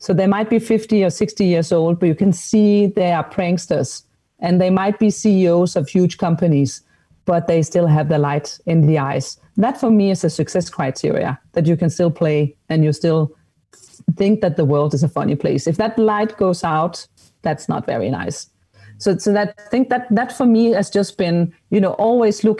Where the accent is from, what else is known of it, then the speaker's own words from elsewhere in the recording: Denmark; I'm from Denmark